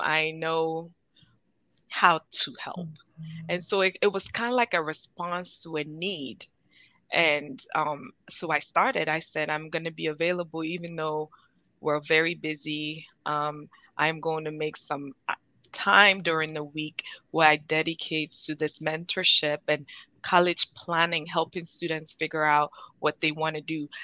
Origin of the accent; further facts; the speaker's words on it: Ghana; now in United States; I'm Ghanaian